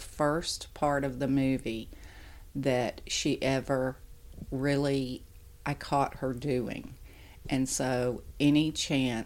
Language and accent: English; the South, United States; I am from the South and I have very, very deep Southern roots